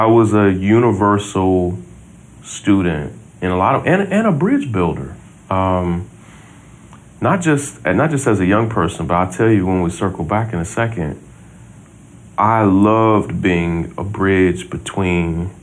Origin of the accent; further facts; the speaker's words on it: Versailles, Kentucky, United States; also born or lived in Mississippi; We grew up in Versailles, Kentucky